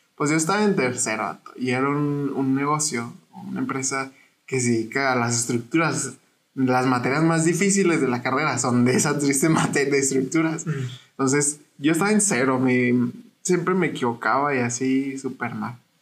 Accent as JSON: {"language": "Spanish", "town": "Parral", "region": "Chihuahua", "country": "Mexico", "said": "Yo soy de Parral y Parral es un rancho."}